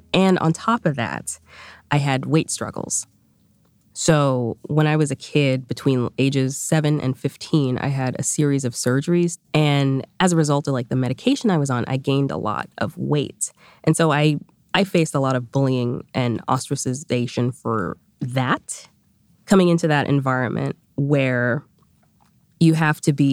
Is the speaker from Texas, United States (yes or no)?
no; Boston, Massachusetts, United States; accent: Boston; English is a second language; I learned English in a Boston accent